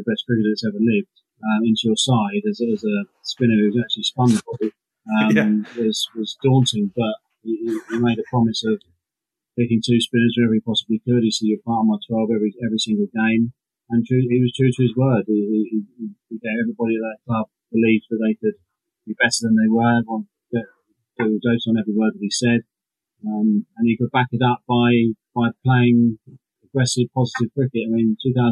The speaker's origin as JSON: {"language": "English", "area": "Hampshire", "region": "South East England", "country": "United Kingdom", "tie": "born or raised there", "said": "Hampshire, my home county. I was born and bred in Hampshire"}